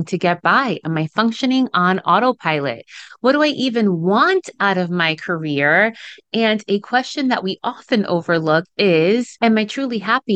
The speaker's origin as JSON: {"language": "English", "region": "New York City area", "country": "United States", "tie": "born or raised there", "first_language": "Spanish", "second_language": "English", "said": "I am first generation Dominican American, which means that my parents came to the United States around the New York City area when they were in their early 20s and then had me after they arrived here to the States. We learned English together around the time that I was 5 or 6"}